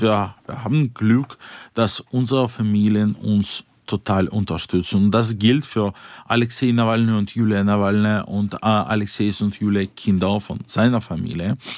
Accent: Yekaterinburg, Sverdlovsk Oblast, Russia; German is a second language; moved away; in meiner Heimatstadt, Jekaterinburg, äh, die ist die viertgrößte Stadt Russlands

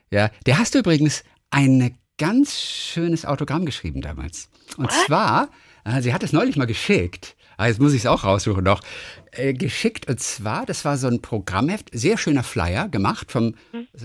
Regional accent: Northern Germany, Germany; Ich, ich höre nur RSH und NDR 2, ich komme aus dem Norden.

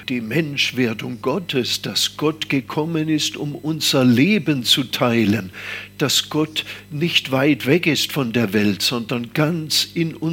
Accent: Stuttgart, Baden-Württemberg, Germany; moved away as an adult; now in Taizé, France; Ja, das war weit weg natürlich. Ich komme ja aus Stuttgart und das sind 500 Kilometer und es war äh, damals sehr weit weg.

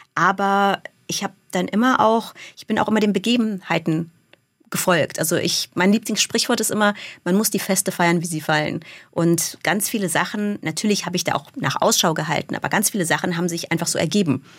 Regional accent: Germany; first language German and English (bilingual); also born or lived in Munich; in Deutschland für mich als kleines Mädchen

